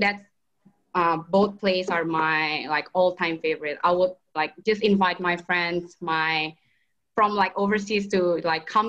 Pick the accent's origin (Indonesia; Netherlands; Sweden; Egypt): Indonesia; now in Melbourne, Australia; I'm from Indonesia.